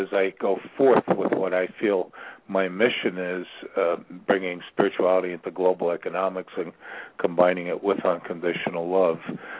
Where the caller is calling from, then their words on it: Ashland, Virginia, United States; I'm calling from Ashland, Virginia, which bills itself the center of the universe for whatever reason.